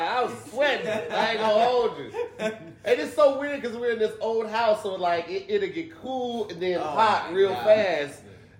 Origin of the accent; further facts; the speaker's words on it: East St. Louis, Illinois, United States; I'm actually from East St.